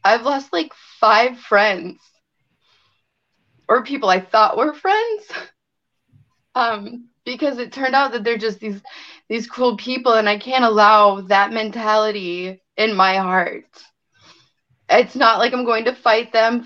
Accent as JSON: {"language": "English", "town": "Beloit", "region": "Wisconsin", "country": "United States", "said": "I'm from Beloit, Wisconsin"}